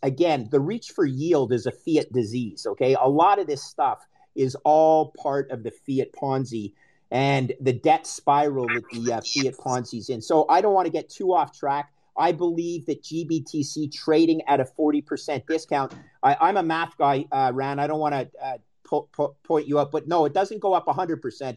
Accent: Canada; also born or lived in United States; I'm Canadian

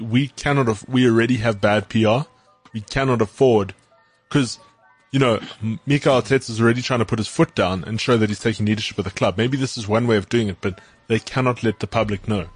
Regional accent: South Africa; being South African

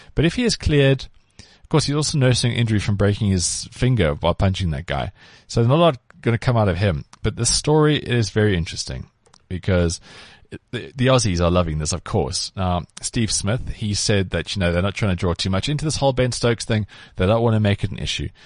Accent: South Africa; growing up in South Africa

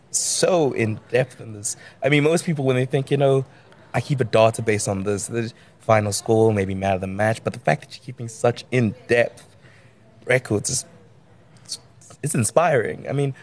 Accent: Western Cape, South Africa; I mean, we're from the Cape

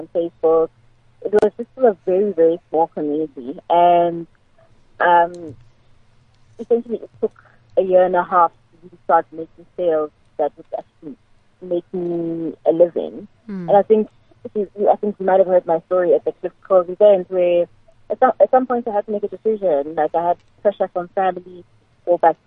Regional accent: Nelspruit, Mpumalanga, South Africa; moved away; my hometown of Nelspruit

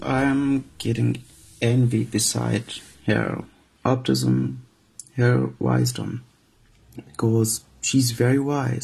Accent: Syria; moved away as an adult; now in Hamburg, Germany; I'm from Syria

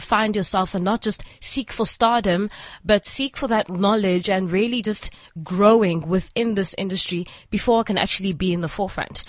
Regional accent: East London, Eastern Cape, South Africa; moved away as an adult; also born or lived in Port Elizabeth; now in Johannesburg, South Africa; I'm from East London, born and bred in East London.

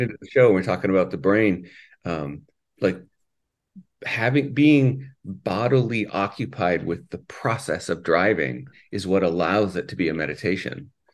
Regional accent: Canada; also born or lived in Minnesota; now in Saint Louis Park, United States; I'm actually from Canada

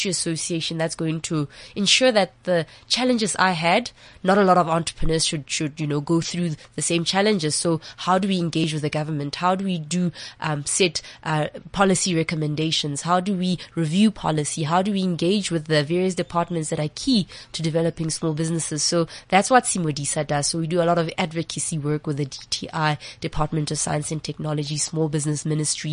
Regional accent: QwaQwa, Free State, South Africa; I'm from, you know, Gwagwa in the Free State

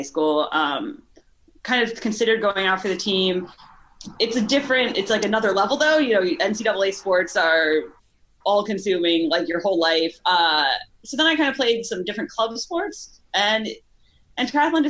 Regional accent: Chicago, Illinois, United States; also born or lived in Kentucky; now in California, United States; I'm from Chicago. Well, I was born in Kentucky, grew up in Chicago

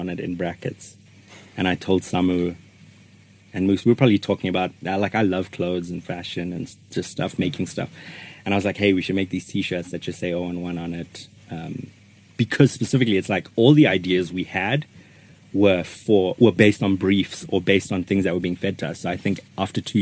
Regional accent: Johannesburg, Gauteng, South Africa; we're suburb boys who still, you know, if someone asks you where you're from, you say Joburg

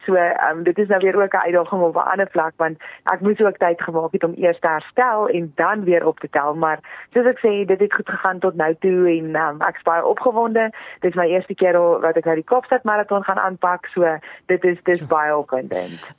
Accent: Free State, South Africa; moved away; gebore en groot geword daar in die Vrystaat

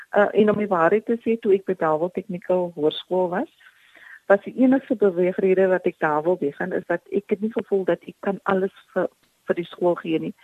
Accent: Paarl, Western Cape, South Africa; Ek is oorspronklik van die Parel

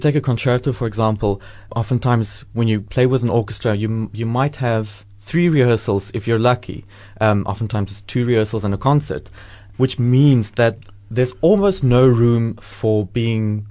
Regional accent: Cape Town, Western Cape, South Africa; moved away as an adult; also born or lived in Belgium; now in Port Elizabeth, South Africa; I'm from Cape Town

